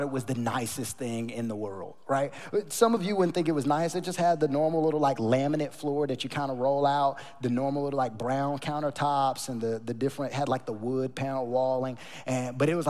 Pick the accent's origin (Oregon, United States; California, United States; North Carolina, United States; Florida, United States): North Carolina, United States; now in Texas, United States; I grew up in North Carolina in a small town, smaller than Sugar Land, smaller than Rosenberg.